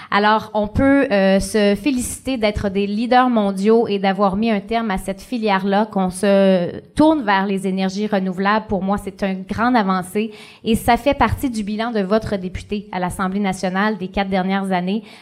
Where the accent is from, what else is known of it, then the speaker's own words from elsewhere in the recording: Gaspésie, Quebec, Canada; chez nous en Gaspésie.